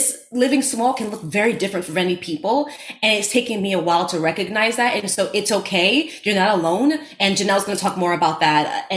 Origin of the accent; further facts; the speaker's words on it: New York City, New York, United States; accent: Bronx; I grew up in the Bronx and had a Bronx accent.